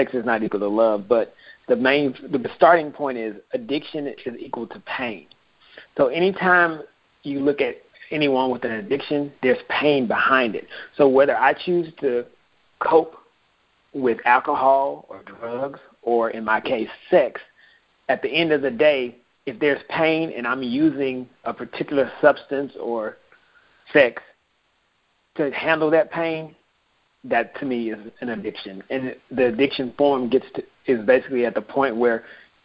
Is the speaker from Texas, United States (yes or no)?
yes; Houston, Texas, United States; moved away as an adult; also born or lived in Grinnell, Iowa; I grew up in Houston, Texas.